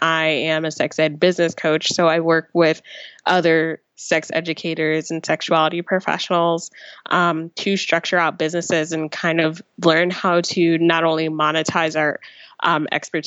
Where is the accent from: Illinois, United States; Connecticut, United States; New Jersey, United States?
New Jersey, United States; I grew up in New Jersey